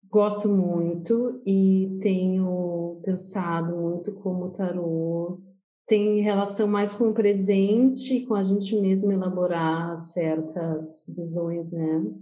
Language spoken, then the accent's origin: Portuguese; Pelotas, Rio Grande do Sul, Brazil; nasci em Pelotas